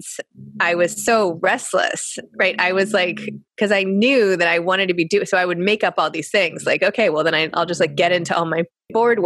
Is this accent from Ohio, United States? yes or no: no; New York City, New York, United States; I grew up in the New York City private school system